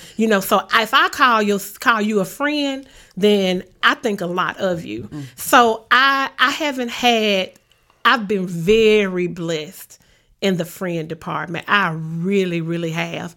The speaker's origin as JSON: {"language": "English", "town": "Memphis", "region": "Tennessee", "country": "United States", "tie": "born or raised there", "said": "I grew up in Orange Mound"}